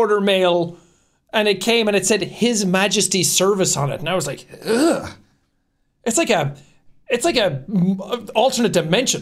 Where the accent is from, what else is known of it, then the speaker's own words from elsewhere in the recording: Ireland; I'm Irish